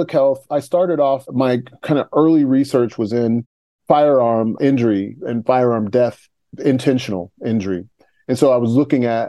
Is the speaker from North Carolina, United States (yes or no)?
no; Topeka, Kansas, United States; I grew up in Topeka, Kansas. And so I lived there for 18 years until I went to college.